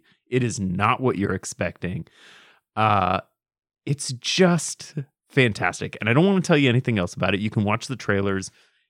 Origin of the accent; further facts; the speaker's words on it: Portland, Oregon, United States; we're both from Portland, right?